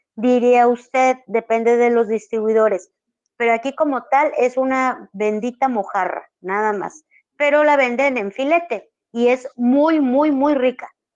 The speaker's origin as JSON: {"language": "Spanish", "country": "Dominican Republic", "moved": "yes", "said": "igual que en mi país, en mi país, en, Santo Domingo"}